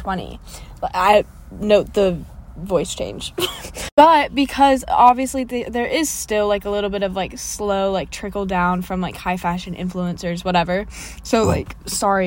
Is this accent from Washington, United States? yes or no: yes; Seattle, Washington, United States; moved away; I'm from Seattle